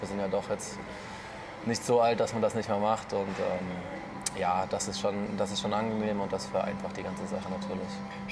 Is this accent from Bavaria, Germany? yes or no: no; Offenbach, Hesse, Germany; now in Erlangen, Germany; ich bin ja. äh, geboren in Offenbach